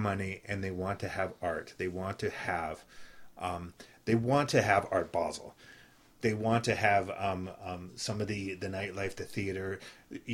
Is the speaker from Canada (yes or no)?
yes; Canada; moved away as an adult; now in Miami, United States; I'm a foreigner. I came from Canada, from the opposite direction of your family.